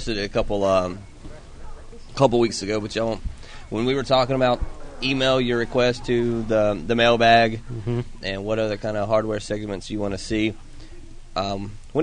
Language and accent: English; South Carolina, United States; now in Georgia, United States; My hometown in South Carolina was the worst of the worst.